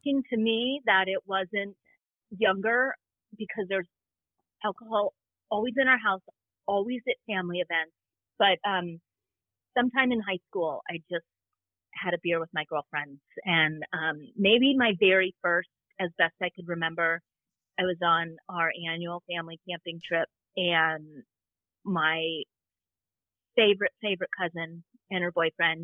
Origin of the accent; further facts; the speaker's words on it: Southern California, United States; I grew up in Southern California